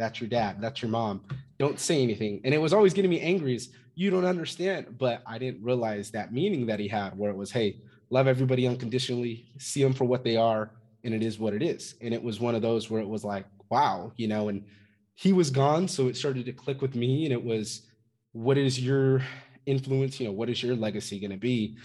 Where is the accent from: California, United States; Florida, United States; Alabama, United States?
California, United States; Fresno; I'm originally from Fresno, California. Grew up there.